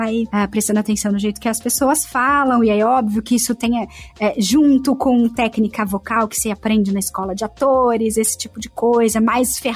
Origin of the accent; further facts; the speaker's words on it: Santo André, São Paulo, Brazil; accent: paulista; eu como paulista, tendo nascido no estado de São Paulo, eu sou de Santo André, precisei neutralizar meu sotaque de paulista